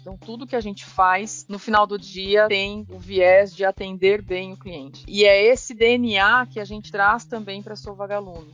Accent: Taquaritinga, São Paulo, Brazil; also born or lived in Ribeirão Preto, São Paulo; sou de Taquaritinga. É uma cidade menor, assim. Eu estudei lá né, minha vida toda, durante o colégio, fiz toda a minha formação lá.

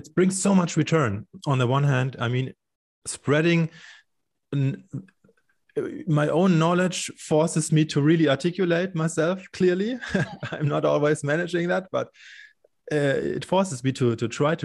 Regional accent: Munich, Bavaria, Germany; here in Munich, in my hometown

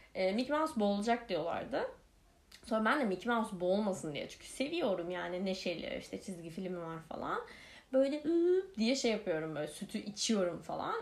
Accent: Ankara, Turkey; also born or lived in Kırıkkale; Ankara'ya e, taşındık ve Ankara'da da işte PTT lojmanları diye bir şeyde oturuyoruz

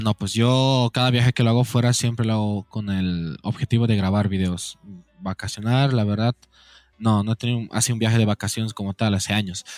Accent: Oruro, Bolivia; Nacido en Oruro

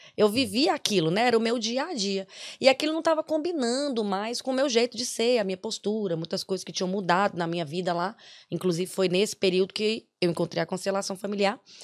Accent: Brazil; moved away as an adult; now in Ireland; nós viemos do Brasil para cá

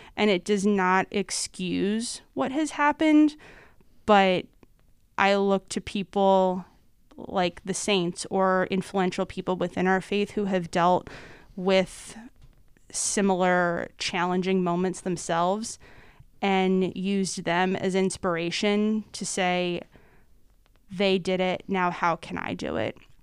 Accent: North Wales, Pennsylvania, United States; I am originally from, uh, the Montgomery County area, growing up in North Wales in, uh, Mary Mother the Redeemer Parish

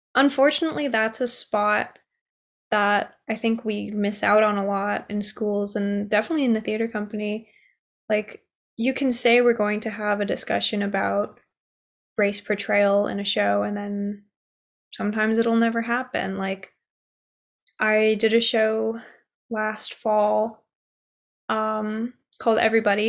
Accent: United States; I was born here in America

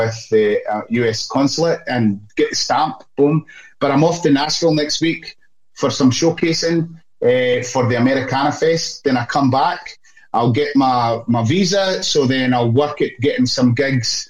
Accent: Scotland, United Kingdom; now in Australia; I'm Scottish

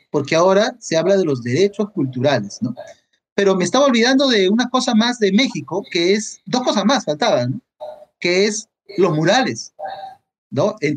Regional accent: Peru; Es algo que como quisiera que se haga en mi país, ¿no? Y lo he mencionado varias veces en charlas, lo he comentado muchas veces, pero no, no se oye padre todavía, ¿no? Parece que el niño en el Perú no es un este no es una prioridad.

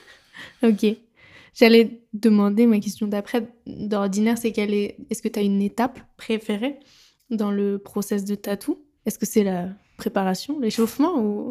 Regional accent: Paris, Île-de-France, France; also born or lived in Nice; Mais j'ai grandi ici, dans ce quartier.

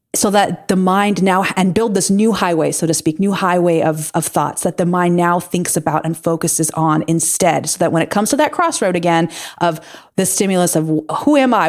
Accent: Pacific coast, United States; moved away as an adult; also born or lived in Midwest; growing up on the Pacific, you know, the Pacific coast

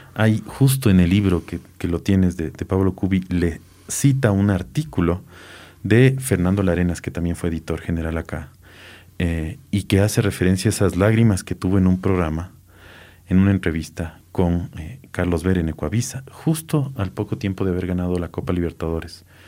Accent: Quito, Pichincha, Ecuador; de niño, niño, era que en Quito en la noche no había agua

